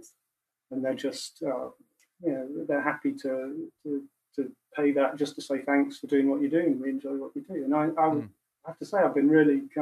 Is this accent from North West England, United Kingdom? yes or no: yes; Macclesfield, North West England, United Kingdom; when I was growing up in Macclesfield.